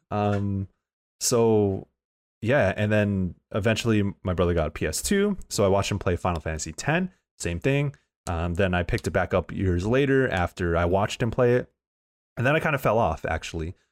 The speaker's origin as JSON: {"language": "English", "town": "San Diego", "region": "California", "country": "United States", "moved": "as an adult", "lives_now": "San Francisco, United States", "said": "I'm from Southeast San Diego"}